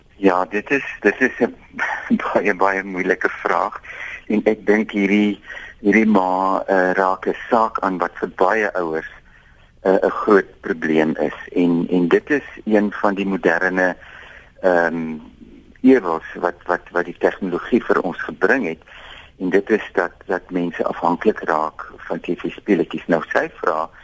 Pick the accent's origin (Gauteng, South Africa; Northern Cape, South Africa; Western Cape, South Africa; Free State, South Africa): Western Cape, South Africa; Robertson; ek kom van Robertson af